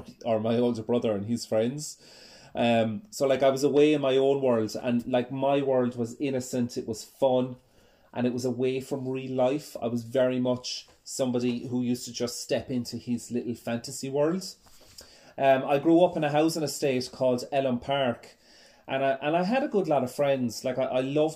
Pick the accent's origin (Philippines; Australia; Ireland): Ireland; Ennis, Munster; I was born in Ennis in County Clare, which is in the west coast of Ireland.